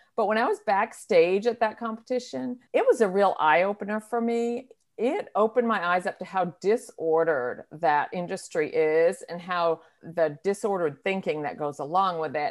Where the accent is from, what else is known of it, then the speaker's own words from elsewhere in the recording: New Hampshire, United States; moved away as an adult; now in North Carolina, United States; I moved to North Carolina from, from my home state of New Hampshire